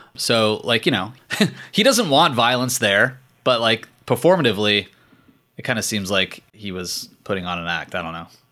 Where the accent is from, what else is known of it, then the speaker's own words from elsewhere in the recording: Richmond, Virginia, United States; the mayor of Richmond, my hometown